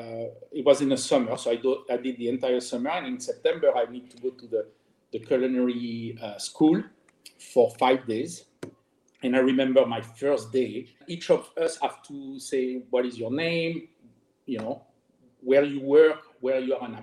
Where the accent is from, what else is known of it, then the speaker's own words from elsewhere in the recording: France; English is a second language; moved away as an adult; also born or lived in Germany; now in Miami, United States; I was born and raised in France